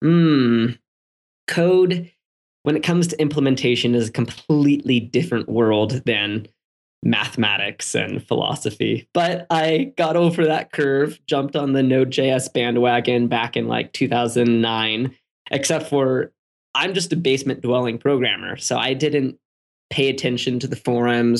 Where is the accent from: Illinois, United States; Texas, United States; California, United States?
California, United States; San Diego; I was born in San Diego.